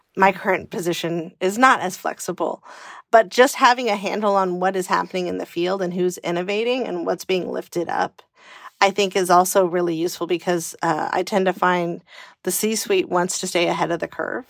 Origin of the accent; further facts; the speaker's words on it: California, United States; moved away as an adult; also born or lived in Washington, D.C.; I grew up in California in the eighties